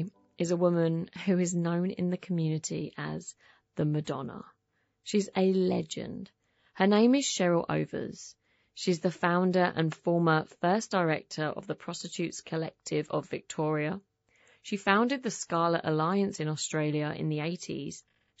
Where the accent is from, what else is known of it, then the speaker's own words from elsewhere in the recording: Essex, East of England, United Kingdom; I'm English, yeah. Where from? Yeah. I'm from Essex.